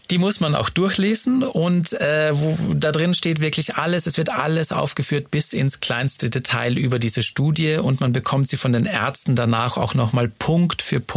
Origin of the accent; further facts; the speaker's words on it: Munich, Bavaria, Germany; Ich habe vor einigen Wochen einen persönlichen Brief von meiner Heimatstadt München bekommen.